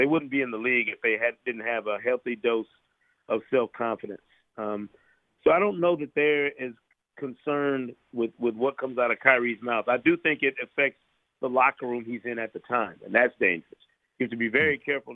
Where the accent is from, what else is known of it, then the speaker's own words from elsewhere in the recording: Grand Rapids, Michigan, United States; I'm a Pistons fan from the time I grew up in Grand Rapids, Michigan.